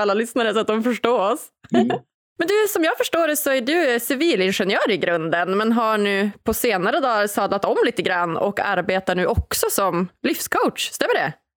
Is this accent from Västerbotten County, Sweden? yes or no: yes; Umeå, Västerbotten County, Sweden; Jag är ju från eh, Umeå